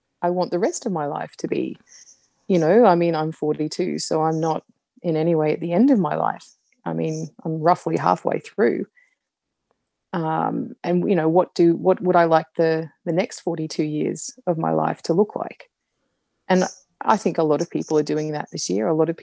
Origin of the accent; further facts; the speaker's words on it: Brisbane, Queensland, Australia; moved away as an adult; also born or lived in United Kingdom / Canada; I live in Brisbane in Australia and I've been back in Brisbane, which is my hometown, for a couple of years